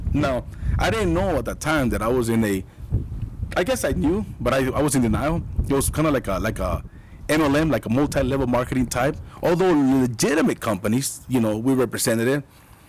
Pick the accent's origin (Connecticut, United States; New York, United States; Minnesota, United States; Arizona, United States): Arizona, United States; Tucson; I grew up here in Tucson, Arizona.